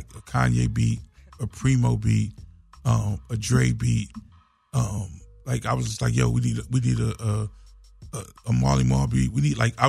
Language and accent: English; New York City, New York, United States; moved away; also born or lived in Atlanta; I grew up on Cedric Avenue in the Bronx, so I grew up hip hop's birthplace. Like I'm born on Cedric